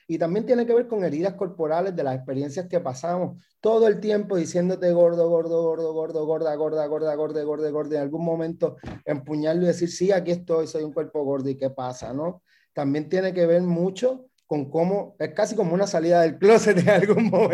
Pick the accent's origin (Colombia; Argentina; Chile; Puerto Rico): Puerto Rico; moved away; also born or lived in Mexico; soy un migrante que vuelve, acabo de volver a Puerto Rico hace unos meses